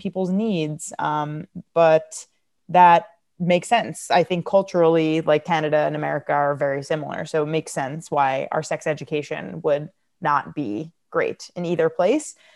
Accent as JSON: {"language": "English", "country": "United States", "said": "I'm American"}